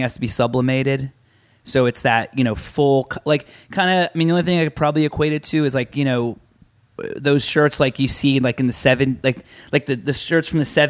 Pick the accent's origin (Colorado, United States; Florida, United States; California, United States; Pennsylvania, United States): Florida, United States; Central; moved away as an adult; also born or lived in New York; I grew up in Central Florida